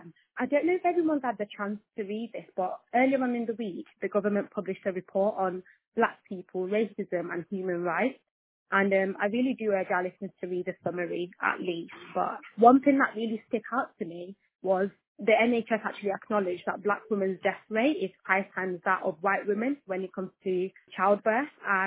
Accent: Nigeria; I'm Nigerian as well for our listeners, so we've got two Nigerians here today.

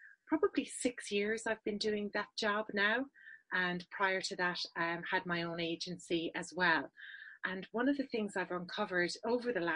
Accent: west of Ireland, Ireland; accent: Irish; moved away as an adult; also born or lived in Dublin / United Kingdom / Sydney, Australia / New Zealand; This is an Irish accent. I'm based in Ireland, but I work with agencies all around the world. I help them with their business challenges that stop them being successful. I was born in Dublin, but raised in the west of Ireland

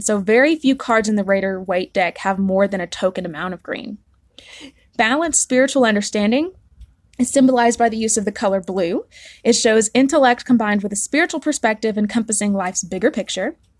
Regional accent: the South, United States; I'm from the South

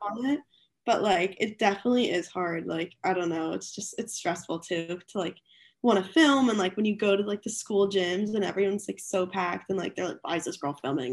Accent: outside of Philadelphia, Pennsylvania, United States; moved away as an adult; now in Greenville, United States; I'm from, like, a little bit outside of Philly

